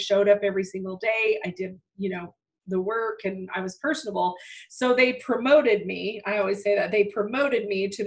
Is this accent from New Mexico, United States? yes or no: yes; northern New Mexico, United States; I was born and raised in northern New Mexico on a farm